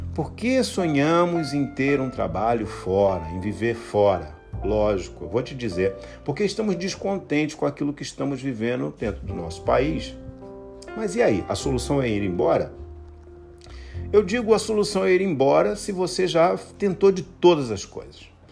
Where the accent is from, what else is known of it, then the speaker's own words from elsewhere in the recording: Brazil; moved away as an adult; also born or lived in Eastern Europe; Eu saí do Brasil